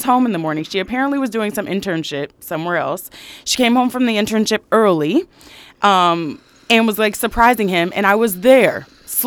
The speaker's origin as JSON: {"language": "English", "region": "Michigan", "country": "United States", "said": "I'm from Michigan"}